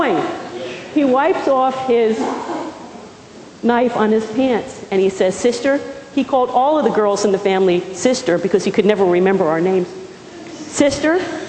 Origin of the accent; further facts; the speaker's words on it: Pequannock, New Jersey, United States; moved away; I was born and raised in a small town called Pequannock, New Jersey